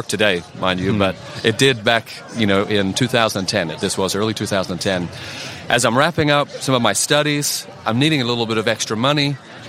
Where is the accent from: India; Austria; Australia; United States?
Australia; I am from Australia.